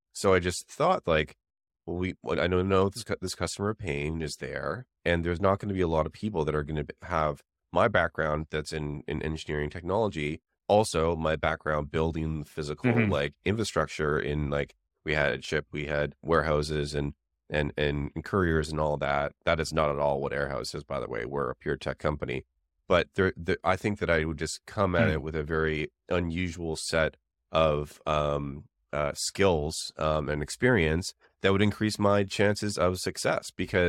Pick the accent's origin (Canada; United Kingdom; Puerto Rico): Canada; now in San Francisco, United States; It's the same reason that I moved to the Bay Area from Canada.